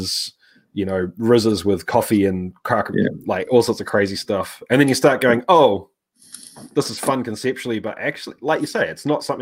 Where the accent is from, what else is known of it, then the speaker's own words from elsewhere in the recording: Cairns, Queensland, Australia; moved away; also born or lived in New Zealand; I was born in Australia, up in Cairns, so, you know, Australia and New Zealand are both home to me